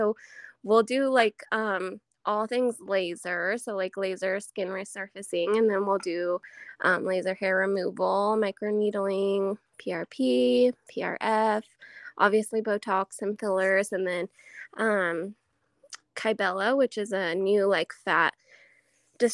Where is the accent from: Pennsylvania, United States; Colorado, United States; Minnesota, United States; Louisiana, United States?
Colorado, United States; Rifle; also born or lived in Grand Junction, Colorado; I'm born and raised actually just in Rifle, Colorado.